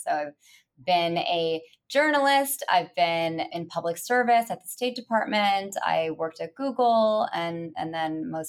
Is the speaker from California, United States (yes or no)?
yes; Bay Area, California, United States; I grew up in the Bay Area. So I'm a rare Bay Area native.